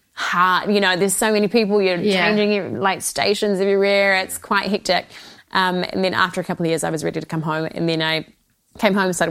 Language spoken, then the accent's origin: English; Waiheke Island, Auckland, New Zealand; also born or lived in Sydney, Australia; So I was born in Sydney, but I moved to Waiheke when I was 5. So I feel like I'm more New Zealander than Australian. So I grew up on Waiheke Island with my sister and my mum and dad